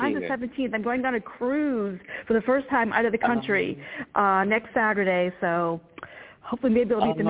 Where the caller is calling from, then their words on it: Virginia, United States; I'm calling from Virginia.